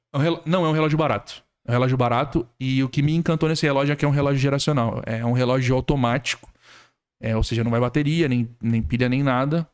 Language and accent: Portuguese; Franco da Rocha, São Paulo, Brazil; moved away as an adult; now in Criciúma, Brazil; eu sou nascido e criado em São Paulo.